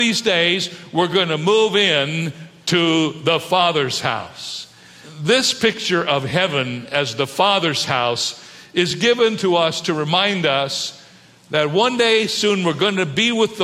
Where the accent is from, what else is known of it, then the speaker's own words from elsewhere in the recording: Cedarville, Ohio, United States; also born or lived in Toledo, Ohio / San Diego, California; now in California, United States; my home in Cedarville, Ohio, where my brother and my two sisters and I grew up together as a family.